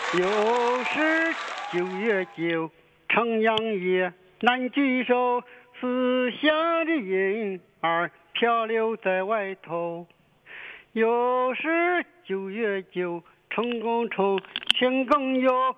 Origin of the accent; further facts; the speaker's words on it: Pingdu, Shandong, China; accent: Shandong; also born or lived in Dalian, Liaoning; 我从小这个在家照顾叔叔婶子，哦。我就到山东了